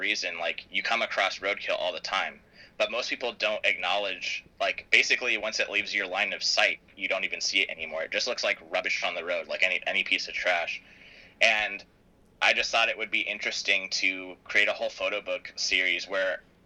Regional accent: San Diego, California, United States; I'm from San Diego

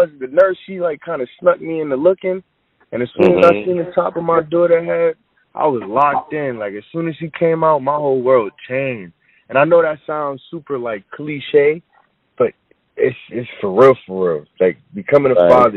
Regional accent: Hartford, Connecticut, United States; I'm from Hartford, Connecticut

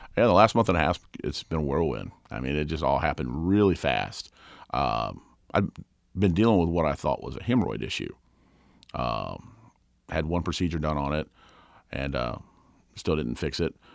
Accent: Kentucky, United States; I grew up in Kentucky, and, uh, Rough River was right down the road

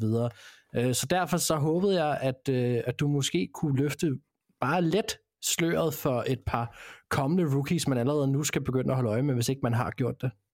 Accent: Denmark; vi er fra Danmark

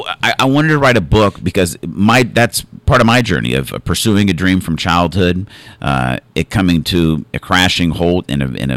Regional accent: Arizona, United States; I grew up in Arizona

